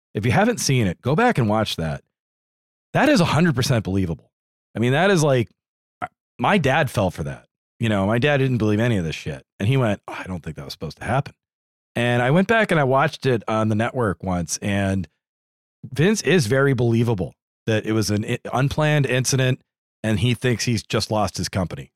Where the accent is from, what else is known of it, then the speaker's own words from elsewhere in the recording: New England, United States; I'm a New England boy